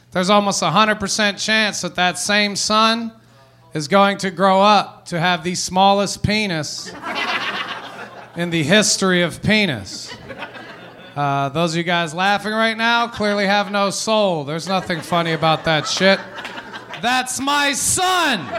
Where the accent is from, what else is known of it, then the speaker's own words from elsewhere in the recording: Philippines; because their mother is Jewish and I am Filipino.